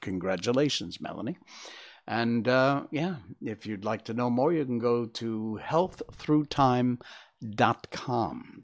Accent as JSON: {"language": "English", "region": "Connecticut", "country": "United States", "tie": "born or raised there", "said": "That's my home state."}